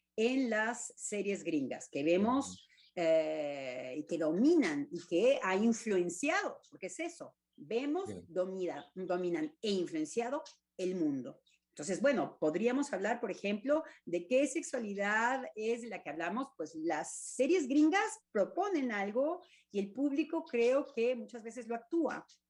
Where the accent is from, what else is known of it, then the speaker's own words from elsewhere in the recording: Mexico; como decimos en México